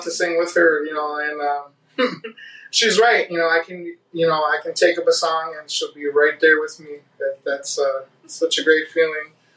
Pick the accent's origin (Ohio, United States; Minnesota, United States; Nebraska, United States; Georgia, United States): Minnesota, United States; I'm from Minnesota.